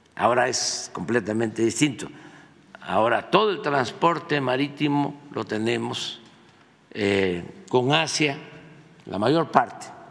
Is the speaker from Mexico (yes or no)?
yes; Mexico; somos nosotros, los mexicanos